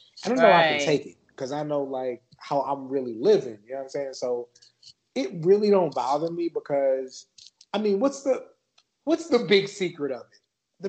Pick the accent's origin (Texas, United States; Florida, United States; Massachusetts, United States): Texas, United States; San Antonio; So I grew up in San Antonio, and San Antonio is like fairly populated with everybody